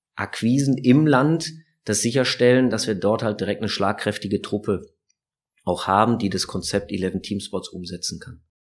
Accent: Düsseldorf, North Rhine-Westphalia, Germany; als Düsseldorfer

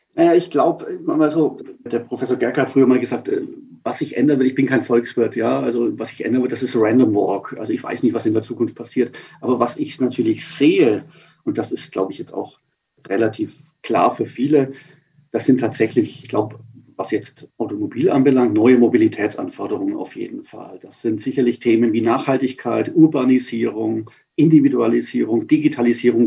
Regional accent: Nuremberg, Bavaria, Germany; now in Munich, Germany; ich bin als Nürnberger

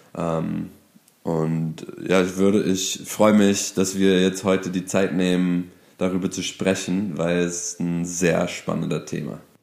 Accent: Detroit, Michigan, United States; German is a second language; moved away as an adult; now in Berlin, Germany; ich bin Amerikaner aus Detroit, Michigan, bin aber hier in Deutschland seit über acht Jahren

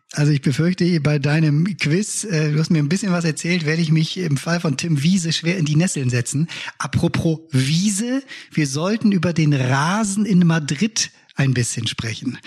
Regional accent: Bremen, Germany; das sage ich ja wieder als Bremer

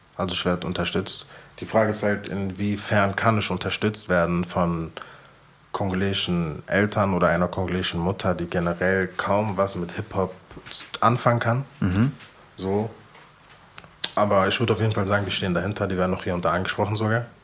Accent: Frankfurt, Hesse, Germany; ich bin Frankfurter

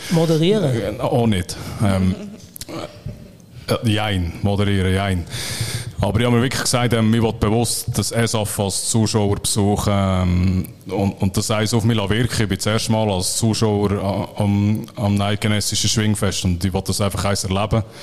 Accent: Bern, Switzerland; Ähm, die Ostschweizer sind ein bisschen stark für, für mich als Berner.

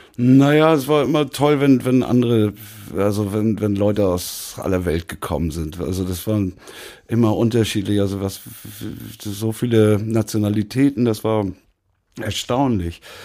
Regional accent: Lübeck, Schleswig-Holstein, Germany; moved away as an adult; also born or lived in Hannover / Munich / Berlin / Mecklenburg-Vorpommern; now in Hamburg, Germany; geboren bin ich in Hannover, aber da war ich nur zwei Jahre und dann bin, bin ich nach Lübeck, in die Nähe von Lübeck gezogen. Da bin ich auch aufgewachsen

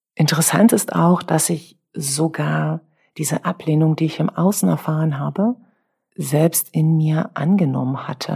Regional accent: Brandenburg, Germany; bevor es bei uns in Brandenburg in der dritten Klasse, dann ab der dritten Klasse, Benotungen gab

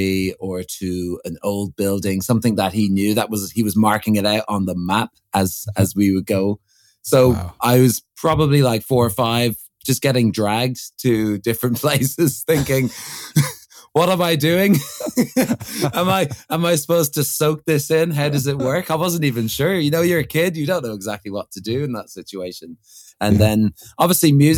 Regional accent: Ireland; born or raised there; also born or lived in Crouch End, London

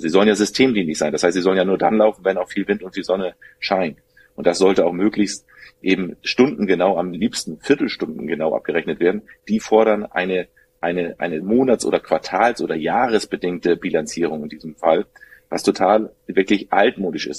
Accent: Germany; bei uns in Deutschland

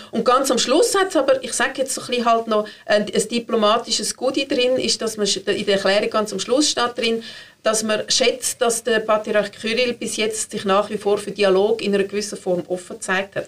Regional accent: Switzerland; sind wir Schweizer

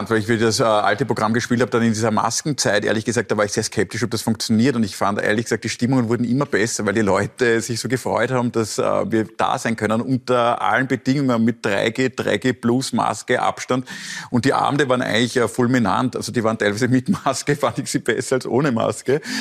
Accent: Austria; Also ich muss mir als Österreicher dann immer angewöhnen, dass wir schon eine Dreiviertelstunde, bevor wir wirklich weggehen, mit der Verabschiedung langsam

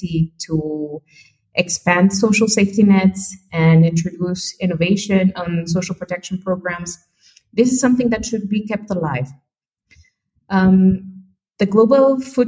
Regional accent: Mexico; my home country of Mexico

